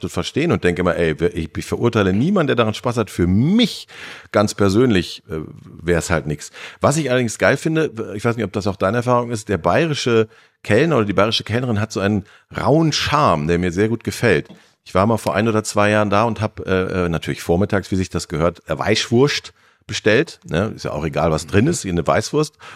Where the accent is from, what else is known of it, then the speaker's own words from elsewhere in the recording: Gütersloh, North Rhine-Westphalia, Germany; also mir zumindest als Ostwestfale